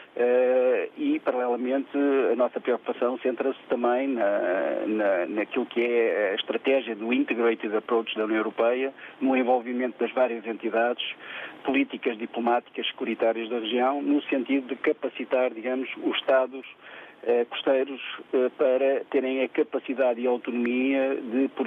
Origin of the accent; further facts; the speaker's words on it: Seixal, Setúbal, Portugal; Bom dia a todos. sou … sou do Seixal.